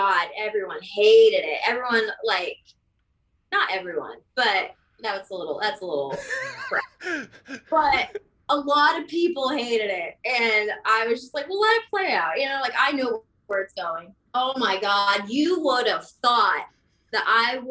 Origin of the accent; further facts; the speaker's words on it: Florida, United States; I've always lived in Florida